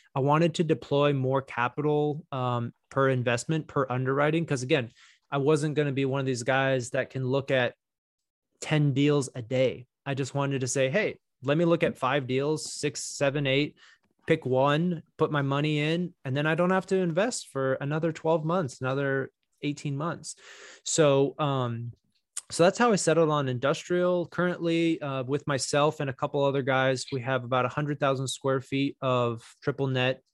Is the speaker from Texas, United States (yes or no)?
yes; Texas, United States; moved away as an adult; also born or lived in New York / Miami, Florida; I'm originally from Texas. You know, I grew up here.